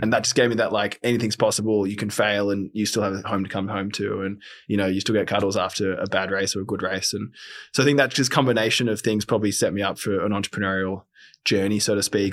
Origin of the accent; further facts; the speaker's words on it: Sydney, New South Wales, Australia; born and bred in Sydney